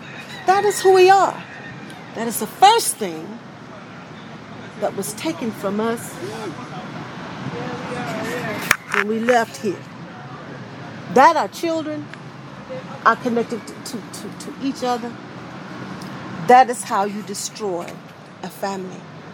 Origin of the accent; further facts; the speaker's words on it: Cleveland, Ohio, United States; I'm originally from Cleveland, Ohio. My family moved to the South in 75, 76.